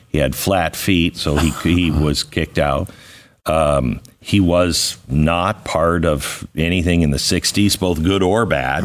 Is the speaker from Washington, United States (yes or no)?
yes; Seattle, Washington, United States; moved away; also born or lived in Phoenix; I grew up in Seattle